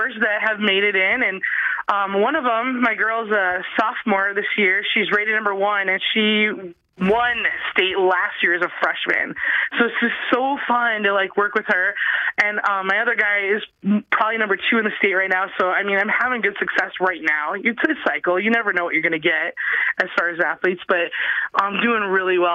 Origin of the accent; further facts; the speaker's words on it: South Dakota, United States; I'm from South Dakota